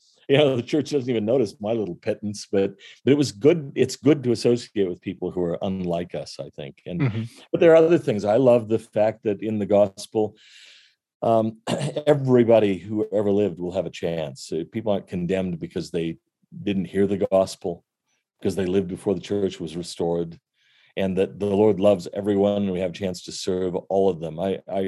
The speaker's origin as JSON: {"language": "English", "region": "California", "country": "United States", "tie": "born or raised there", "said": "One thing I love about growing up in California, where there weren't that many of us, but I had a lot of friends who went to other churches"}